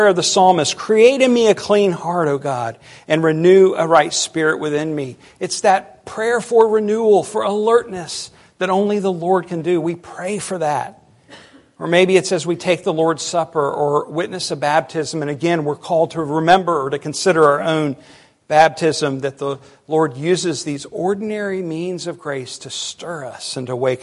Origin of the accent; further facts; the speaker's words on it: United States; as American Christians